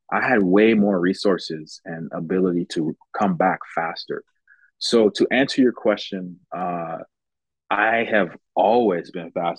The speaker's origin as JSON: {"language": "English", "country": "United States", "tie": "born or raised there", "said": "So I grew up in America, United States, and I played American football."}